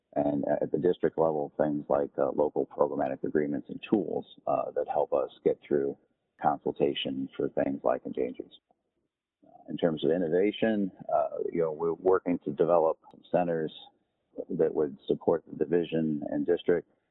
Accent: Northwest Indiana, United States; moved away as an adult; also born or lived in Louisville / Honolulu / Jacksonville; I'm originally from Northwest Indiana, so I, I, grew up in a rural area that is close to Chicago, about 40 miles outside of Chicago.

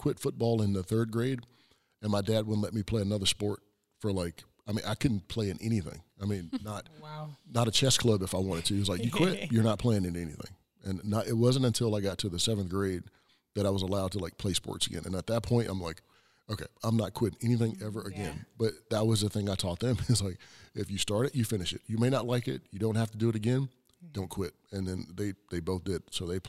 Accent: South Carolina, United States; me growing up in South Carolina, K through 12, same friends, same, you know, classmates, same teachers all the way through.

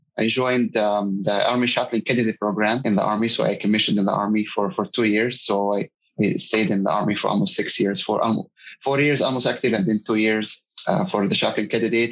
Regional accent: Egypt; moved away as an adult; now in San Antonio, United States; I'm originally from Egypt, and I came here in the United States about 20 years ago as a student

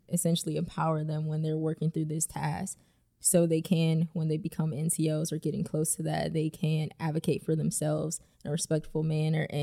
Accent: Ohio, United States; moved away as an adult; also born or lived in Langley Air Force Base, Virginia; now in Nashville, United States; I'm originally from Ohio and I joined the Air Force right out of high school.

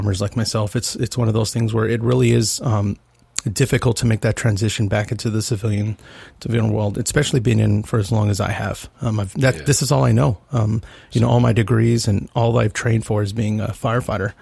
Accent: San Antonio, Texas, United States; moved away as an adult; Born and raised in San Antonio, Texas

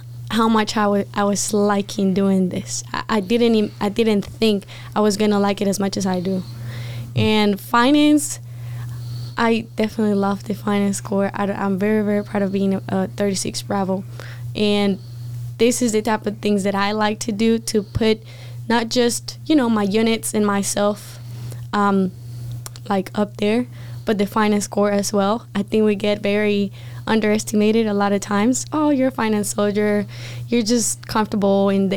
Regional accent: Bogota, Bogotá Capital District, Colombia; English is a second language; moved away as an adult; also born or lived in Gaithersburg, Maryland; I was born and raised in Bogota, Colombia

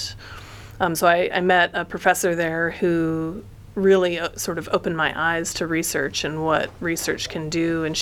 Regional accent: Colorado, United States; moved away as an adult; also born or lived in Santa Cruz, California / Minnesota / Illinois / Massachusetts; now in Monterey, United States; I grew up really in Colorado

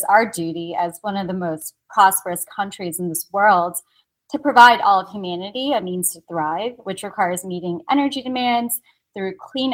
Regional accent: Connecticut, United States; also born or lived in Italy / Korea; I was born and raised here in Connecticut

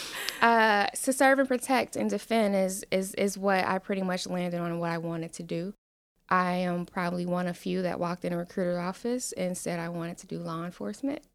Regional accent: Cincinnati, Ohio, United States; moved away as an adult; now in Falls Church, Virginia, United States; I am from Cincinnati, Ohio. I grew up in some of the not so great parts of town

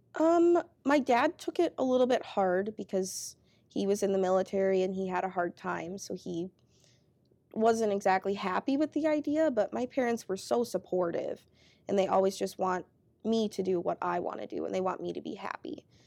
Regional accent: Grove City, Minnesota, United States; moved away as an adult; now in Twin Cities, United States; I grew up in Grove City.

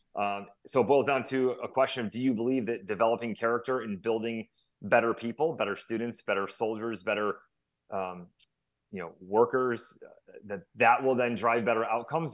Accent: Syracuse, New York, United States; I grew up in Syracuse, New York, central New York

